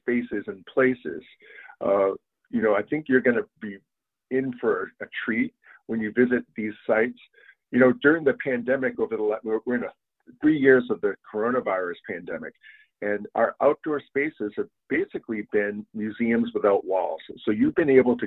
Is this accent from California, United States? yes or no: no; Maine, United States; now in Connecticut, United States; I'm originally from Maine, and I moved here to Connecticut.